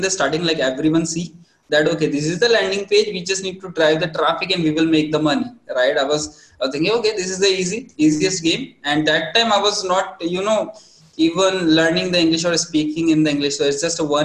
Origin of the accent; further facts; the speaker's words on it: India; as typical Indian family